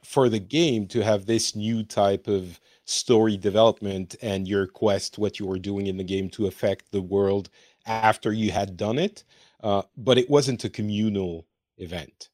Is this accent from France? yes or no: yes; France; now in Finland; I am from France, but I'm currently in Finland